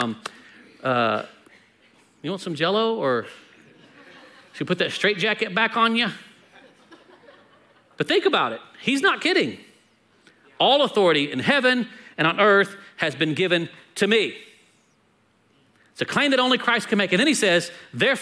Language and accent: English; United States; we're American